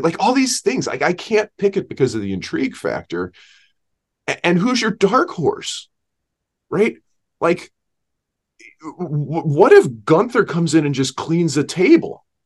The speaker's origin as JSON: {"language": "English", "town": "St. Louis", "region": "Missouri", "country": "United States", "tie": "born or raised there", "said": "We grew up in Saint Louis"}